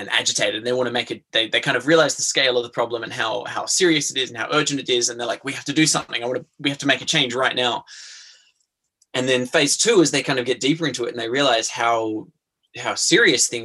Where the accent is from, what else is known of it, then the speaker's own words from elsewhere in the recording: Australian Capital Territory, Australia; I'm from Ngunnawal country in, in the southeast.